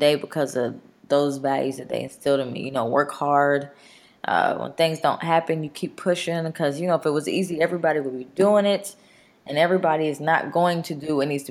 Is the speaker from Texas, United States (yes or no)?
yes; Mesquite, Texas, United States; also born or lived in Dallas, Texas; I had a great childhood. I grew up in Mesquite